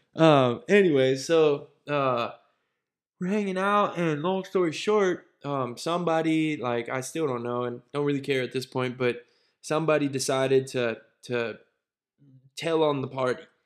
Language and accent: English; Cincinnati, Ohio, United States; also born or lived in Brandon, Florida / Pittsburgh; it then took me to Cincinnati, where I spent years like six, I think, through eighteen